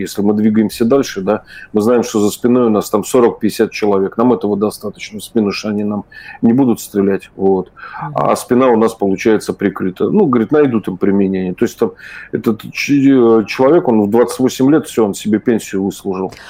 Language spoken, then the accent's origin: Russian; Saint Petersburg, Russia; я вырос в Ленинграде